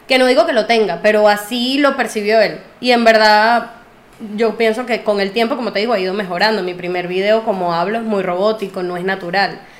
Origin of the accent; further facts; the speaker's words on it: Venezuela; Yo soy más venezolana que la arepa, pero mis raíces son árabes